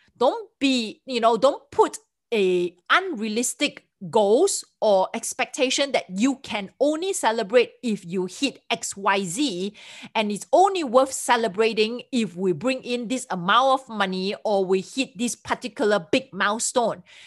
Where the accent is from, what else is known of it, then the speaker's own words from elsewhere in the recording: Singapore; moved away as an adult; now in United States; I'm from Singapore